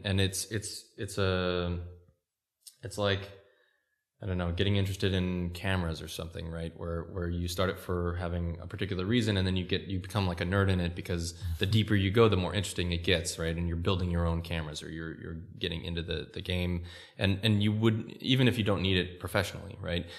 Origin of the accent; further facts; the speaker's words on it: California, United States; moved away; I'm American, and I grew up in California